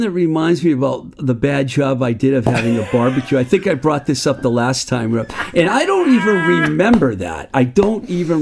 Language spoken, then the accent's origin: English; Worcester County, Massachusetts, United States; Where I grew up out in Worcester County